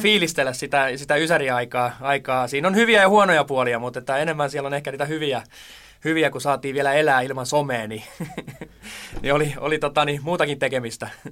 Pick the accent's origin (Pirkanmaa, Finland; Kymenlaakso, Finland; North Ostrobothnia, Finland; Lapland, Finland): Pirkanmaa, Finland; Tampere; also born or lived in Toijala; now in Sipoo, Finland; mähän olin silloin Tampereella nuoruuteni